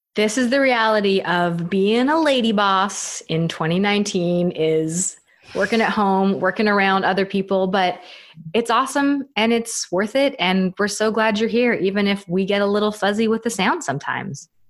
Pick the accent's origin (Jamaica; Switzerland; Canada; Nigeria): Canada; now in United States; I'm Canadian, even though I live in the states